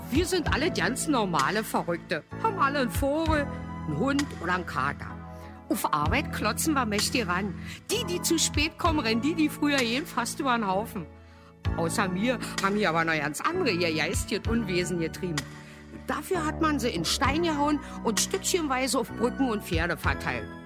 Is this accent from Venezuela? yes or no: no; Syria; German is a second language; now in Germany; ich bin Flüchtling, ich komme aus Syrien, aber ich bin nicht so, wie ihr denkt, dass ich wäre?